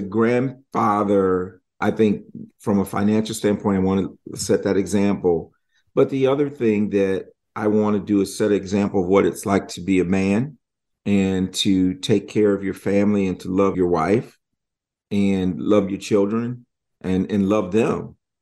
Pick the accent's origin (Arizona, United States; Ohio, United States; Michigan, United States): Michigan, United States; moved away; I'm from Michigan